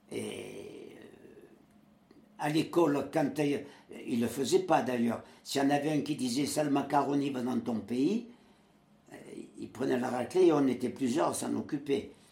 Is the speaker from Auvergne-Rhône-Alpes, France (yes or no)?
no; Le Muy, Provence-Alpes-Côte d'Azur, France; moved away as an adult; also born or lived in Creuse / Villeurbanne; né au Muy, dans le Var, euh, le 9 avril 1926.